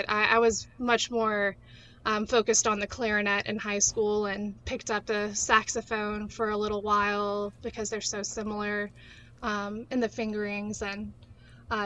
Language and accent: English; Canton, Mississippi, United States; also born or lived in Flowood, Mississippi / Kentucky; I'm from Mississippi. I was born in Flowood, and I grew up here